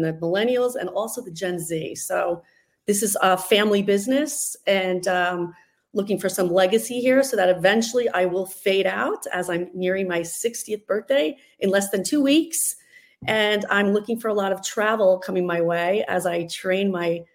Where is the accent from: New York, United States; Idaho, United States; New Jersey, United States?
New Jersey, United States; near Paramus; now in South Florida, United States; I am from North Jersey, kind of near Paramus, so the shopping capital of the world, 35 minutes outside of Manhattan. So I grew up there